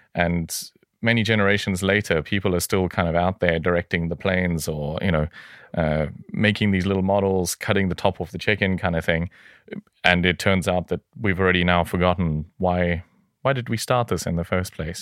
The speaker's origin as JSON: {"language": "English", "country": "South Africa", "moved": "yes", "said": "I hail originally from South Africa."}